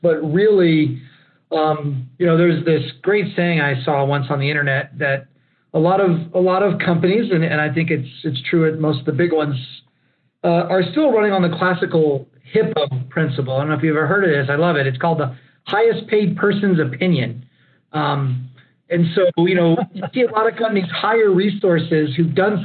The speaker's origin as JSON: {"language": "English", "town": "Lockhart", "region": "Texas", "country": "United States", "tie": "born or raised there", "also_born_or_lived": "Austin, Texas", "moved": "as an adult"}